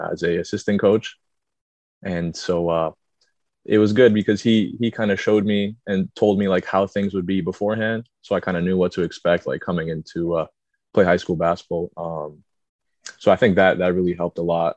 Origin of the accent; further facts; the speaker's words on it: Windsor, Ontario, Canada; moved away as an adult; now in Colchester, United States; Born and raised in Windsor. My parents are both Serbian.